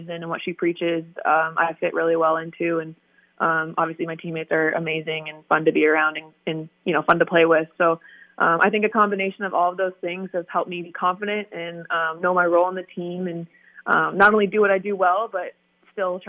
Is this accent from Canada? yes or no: yes; Canada; I love being Canadian and being from Canada